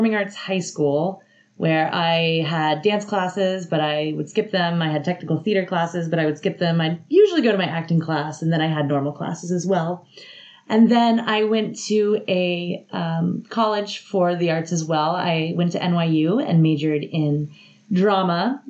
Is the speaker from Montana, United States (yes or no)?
no; Atlanta, Georgia, United States; moved away as an adult; also born or lived in Athens, Georgia; I'm from Atlanta, so it was close to my family